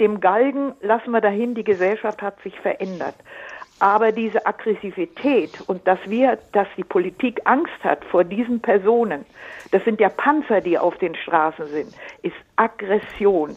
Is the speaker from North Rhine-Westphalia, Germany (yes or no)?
no; Allgäu, Bavaria, Germany; now in Munich, Germany; Ich komme aus dem Allgäu lange Zeit her.